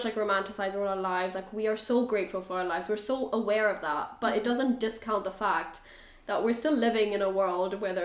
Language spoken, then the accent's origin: English; Germany; moved away; I'm from Germany.